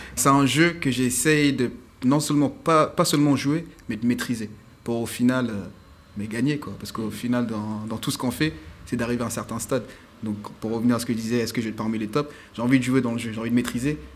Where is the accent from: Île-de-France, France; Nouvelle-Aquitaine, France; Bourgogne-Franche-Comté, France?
Île-de-France, France; Paris; je suis un pur parisien